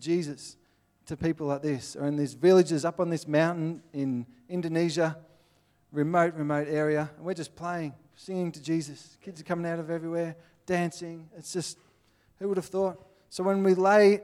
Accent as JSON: {"language": "English", "country": "Australia", "accent": "Aussie", "said": "I'm from Australia"}